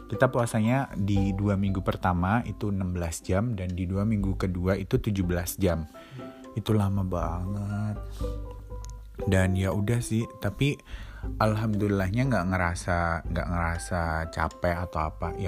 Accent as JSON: {"language": "Indonesian", "country": "Indonesia", "said": "kita nih orang Indo yang di sini kita mandi sehari dua kali"}